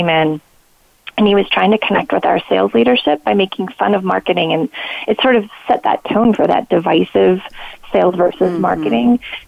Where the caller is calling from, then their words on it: Philadelphia, Pennsylvania, United States; So today, normally I'm calling from the Philadelphia area.